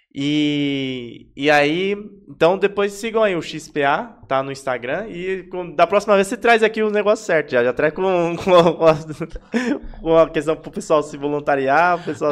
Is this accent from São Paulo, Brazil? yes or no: yes; São Paulo, Brazil; Eu também sou de Itaquera, é fundão também aqui da, da Zona Leste